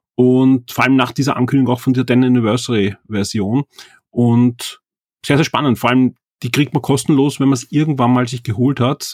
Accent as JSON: {"language": "German", "country": "Austria", "said": "bei uns in Österreich"}